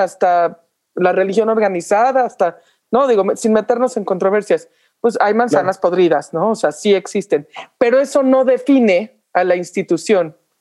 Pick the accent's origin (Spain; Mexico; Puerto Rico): Mexico; como mexicanos